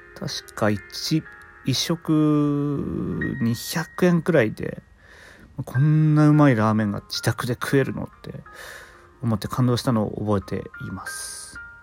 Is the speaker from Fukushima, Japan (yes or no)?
yes; Fukushima, Japan; 僕の出身地福島県